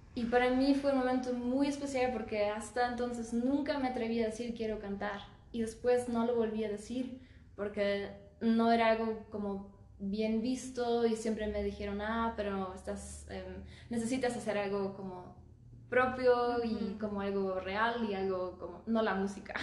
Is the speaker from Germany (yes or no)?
yes; Germany; moved away as an adult; also born or lived in Stuttgart, Germany / Scotland; now in Aguascalientes, Mexico; Yo nací y crecí en Múnich, pero cuando yo tenía dos años nos mudamos a Stuttgart